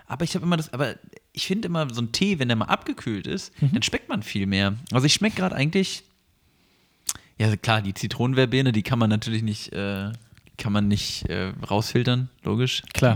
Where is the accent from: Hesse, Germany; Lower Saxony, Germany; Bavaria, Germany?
Lower Saxony, Germany; Wennigsen; moved away; also born or lived in Usingen; aus Hannover raus wieder nach Wenigsen, da wo ich aufgewachsen bin